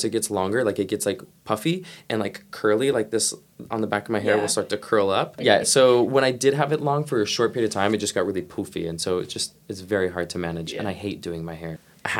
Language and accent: English; Lafayette, Colorado, United States; also born or lived in Louisiana / Seattle; now in Sweden; So I grew up in Colorado, like a little town called Lafayette. So I tell people Boulder because it was just right outside of Boulder. But I grew up in like a very Christian Southern Baptist family in like hippie central.